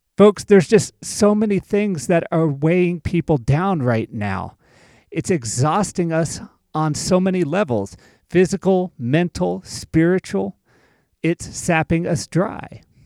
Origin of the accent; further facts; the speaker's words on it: Loveland, Colorado, United States; this is actually my hometown. I lived here from 1996 to 2003, so I have deep roots here. I'm a product of Bill Reed Middle School and the pride of Thompson Valley High School, class of 2002.